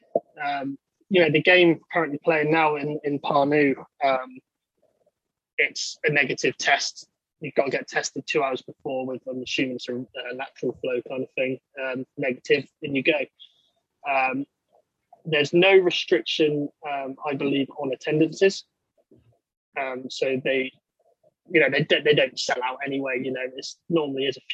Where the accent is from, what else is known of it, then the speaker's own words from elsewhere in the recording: Somerset, near Glastonbury, South West England, United Kingdom; I'm from Southwest England, in Somerset, near the town of Glastonbury, where the festival is.